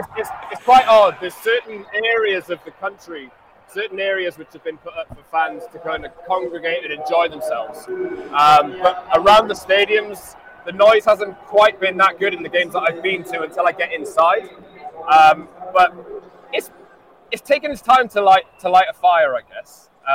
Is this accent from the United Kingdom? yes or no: yes; Wales, United Kingdom; Well, as a Welshman, I was at the England game the other day, and I didn't quite enjoy England